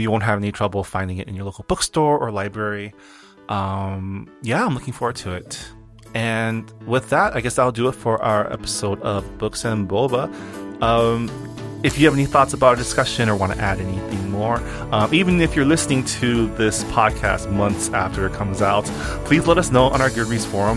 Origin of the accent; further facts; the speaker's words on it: California, United States; also born or lived in Washington, D.C.; I still feel, like, more Californian than East Coast